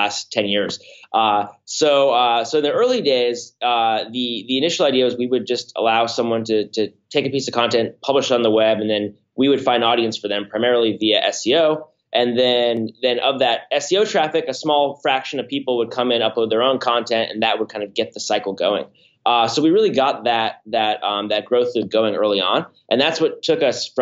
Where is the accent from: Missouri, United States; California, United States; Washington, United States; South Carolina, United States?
California, United States; Palo Alto; now in San Francisco, United States; I'm from Palo Alto, but live in San Francisco